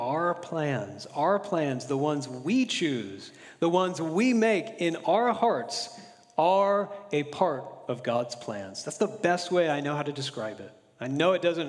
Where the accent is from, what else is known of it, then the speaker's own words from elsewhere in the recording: Florida, United States; now in California, United States; growing up in Florida